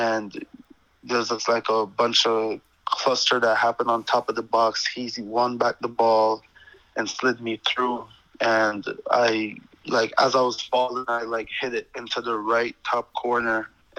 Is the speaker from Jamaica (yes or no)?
yes; Jamaica; born there; That meant a lot to me because, you know, I was born in Jamaica. I'm very proud of that.